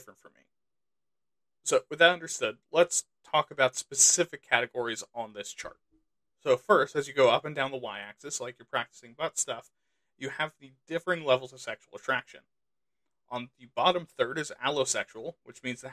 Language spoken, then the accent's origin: English; United States; I'm American